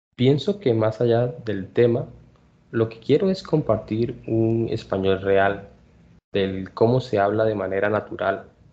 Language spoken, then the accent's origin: Spanish; Colombia; Nací en Colombia